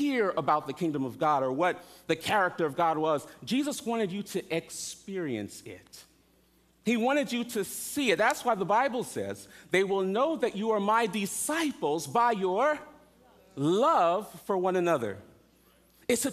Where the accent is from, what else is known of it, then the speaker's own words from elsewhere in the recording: South Florida, United States; also born or lived in New York; I grew up in South Florida, I left New York when I was 7, so I'm primarily a Floridian